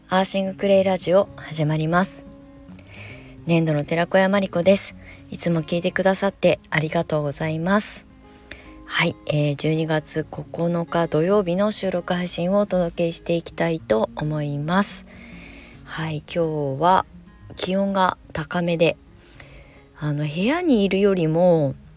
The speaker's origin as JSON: {"language": "Japanese", "town": "Kasama", "region": "Ibaraki", "country": "Japan", "tie": "born or raised there", "also_born_or_lived": "Tokyo / Shonan", "moved": "as an adult", "said": "地元、あの、生まれ故郷の茨城県笠間市に帰ってきて"}